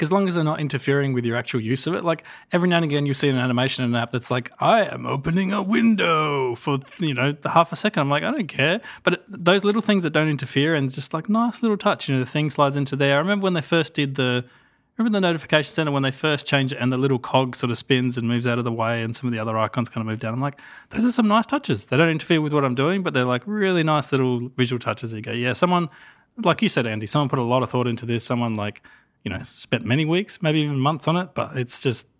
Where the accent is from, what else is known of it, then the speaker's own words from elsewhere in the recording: Australia; I'm from Australia, you two.